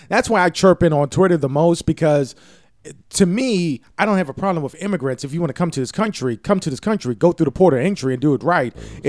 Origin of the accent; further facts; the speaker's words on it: Baltimore, Maryland, United States; Growing up in Baltimore, we, you know, you don't know.